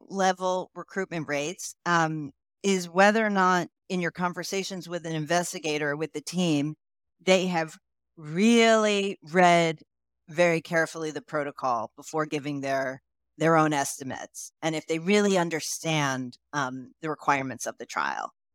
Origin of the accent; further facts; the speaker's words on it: United States; moved away as an adult; also born or lived in Bulgaria; you can tell from my accent that I am originally, uh, I'm from the United States.